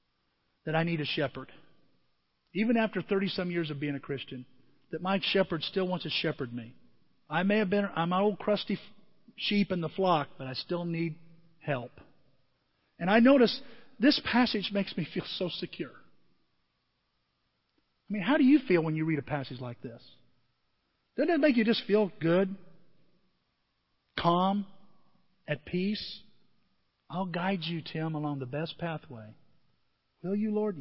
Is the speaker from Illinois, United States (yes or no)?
yes; Southern Illinois, United States; I'm from Southern Illinois